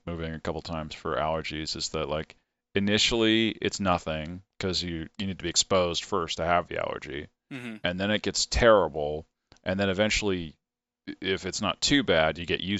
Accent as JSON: {"language": "English", "town": "Menlo Park", "region": "California", "country": "United States", "lives_now": "Austin, United States", "said": "Yeah, I'm from the Bay. I'm"}